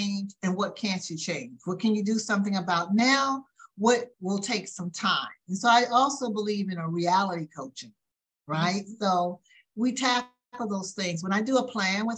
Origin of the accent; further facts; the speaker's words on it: the South, United States; growing up in the South. I am a Southern lady